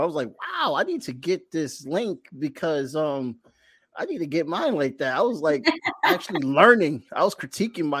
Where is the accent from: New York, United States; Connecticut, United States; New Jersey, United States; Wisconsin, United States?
Connecticut, United States; New Haven; I'm from New Haven, Connecticut